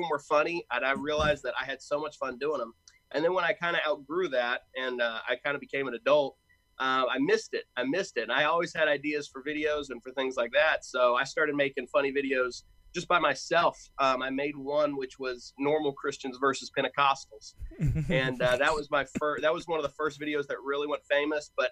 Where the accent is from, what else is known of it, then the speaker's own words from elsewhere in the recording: Knoxville, Tennessee, United States; moved away as an adult; now in Louisville, United States; I'm technically from Knoxville, Tennessee. That's where I grew up.